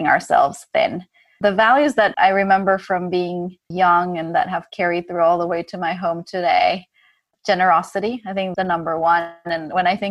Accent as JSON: {"language": "English", "country": "Ecuador", "tie": "born or raised there", "said": "growing up in Ecuador"}